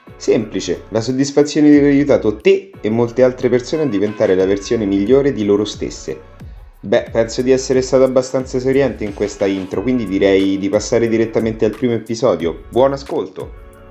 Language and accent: Italian; Viterbo, Lazio, Italy; vengo da Viterbo, vicino a Roma